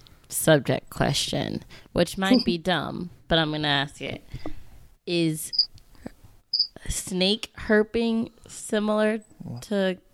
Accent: New Orleans, Louisiana, United States; now in Dallas, United States; I'm from New Orleans

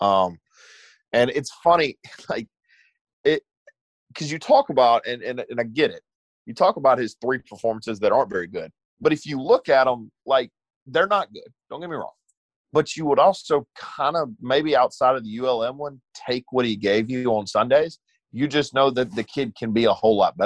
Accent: Eupora, Mississippi, United States; moved away; I'm from Eupora. I don't live there now, but I went back home after the game

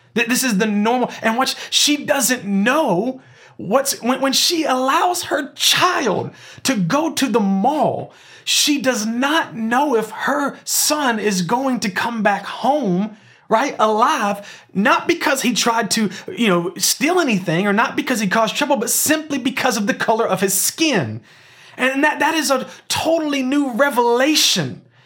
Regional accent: Memphis, Tennessee, United States; we were born and raised in Memphis, Tennessee

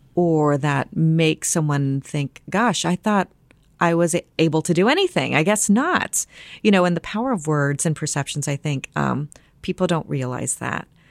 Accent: near Dayton, Ohio, United States; also born or lived in San Antonio, Texas; I moved to Ohio when I was about five and a half years old.

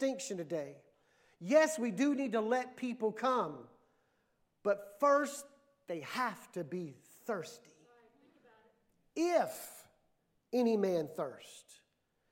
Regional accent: Mississippi, United States; moved away; also born or lived in New Mexico / Texas; growing up in Mississippi

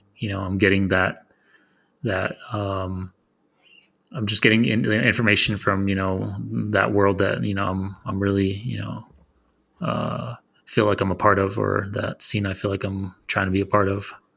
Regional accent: Arizona, United States; I'm from Arizona

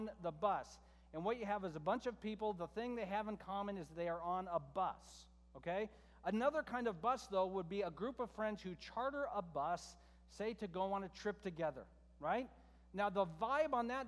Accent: United States; as American Christians

